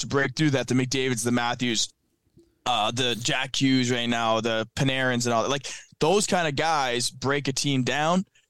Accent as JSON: {"language": "English", "country": "Canada", "said": "I'm Canadian"}